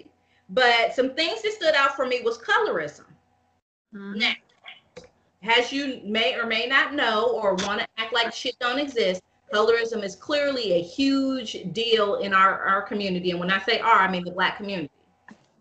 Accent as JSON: {"language": "English", "region": "Midwest", "country": "United States", "said": "We're from the Midwest"}